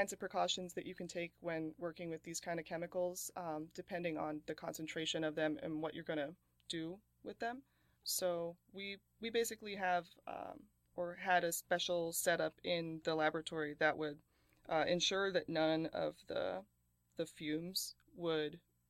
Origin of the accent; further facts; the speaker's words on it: Wisconsin, United States; born there; also born or lived in New Jersey; I was born in Wisconsin, and then my family lived in New Jersey for several years before I went to Temple.